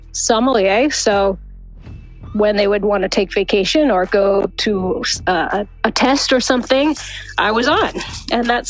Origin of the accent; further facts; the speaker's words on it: Massachusetts, United States; moved away as an adult; also born or lived in Northern California; now in California, United States; I grew up on the East Coast in Massachusetts